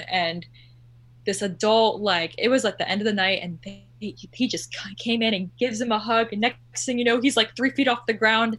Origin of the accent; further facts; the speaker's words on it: Orlando, Florida, United States; I'm one of those people that is from Orlando and lives in Orlando my whole life